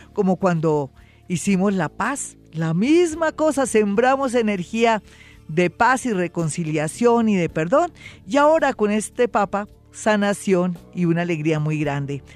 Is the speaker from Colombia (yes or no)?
yes; Colombia